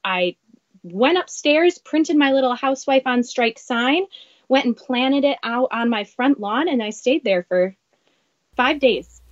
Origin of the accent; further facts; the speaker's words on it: Wisconsin, United States; moved away as an adult; now in Minneapolis, United States; I grew up in Wisconsin, moved to Minneapolis about 10 years ago.